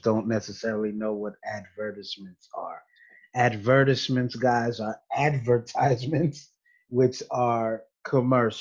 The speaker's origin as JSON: {"language": "English", "country": "United States", "tie": "born or raised there", "said": "I was the first dude in the family born in America"}